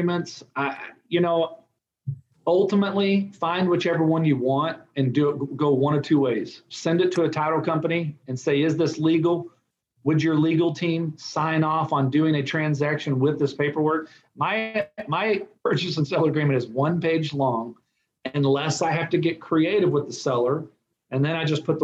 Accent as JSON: {"language": "English", "region": "Texas", "country": "United States", "said": "I'm from Texas"}